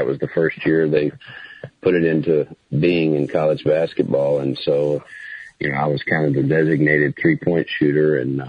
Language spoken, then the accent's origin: English; Alvin, Texas, United States; now in Boerne, United States; I grew up in Alvin, Texas, actually.